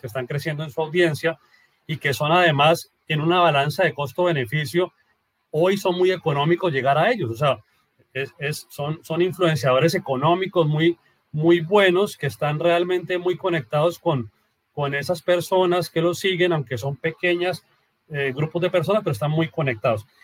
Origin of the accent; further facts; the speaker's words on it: Colombia; soy colombiano